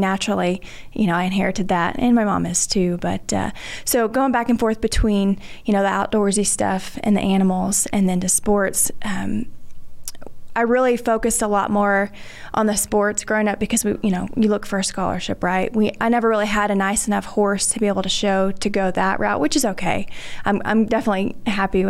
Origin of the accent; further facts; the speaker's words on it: Dallas, Texas, United States; grew up DFW area. My mom and dad had a small farm in the Metroplex